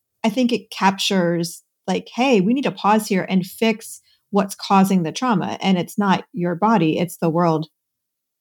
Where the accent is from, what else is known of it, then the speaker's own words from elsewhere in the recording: Cincinnati, Ohio, United States; I grew up near Cincinnati, Ohio, where there was Kings Island